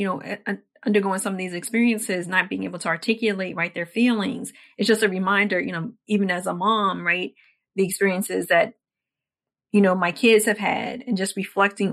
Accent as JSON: {"language": "English", "town": "Washington", "region": "District of Columbia", "country": "United States", "tie": "born or raised there", "said": "my experiences growing up in Washington, D.C."}